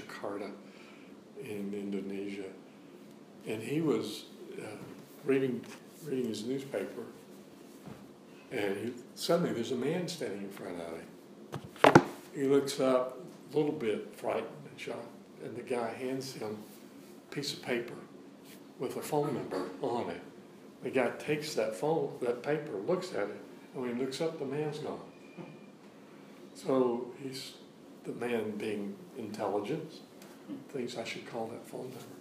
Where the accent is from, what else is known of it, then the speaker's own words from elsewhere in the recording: the South, United States; I grew up in the South, and you could hear the coon dogs running every night